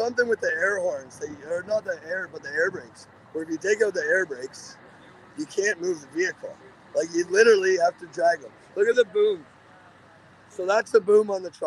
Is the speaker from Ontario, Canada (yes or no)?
yes; Georgina, Ontario, Canada; I'm from Toronto, like, north of Toronto